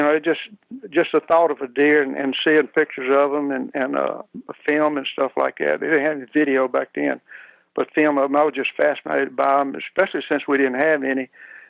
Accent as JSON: {"language": "English", "region": "Louisiana", "country": "United States", "tie": "born or raised there", "lives_now": "Clinton, United States", "said": "I was raised in East Baton Rouge Parish, in a community just kind of northeast of Baton Rouge."}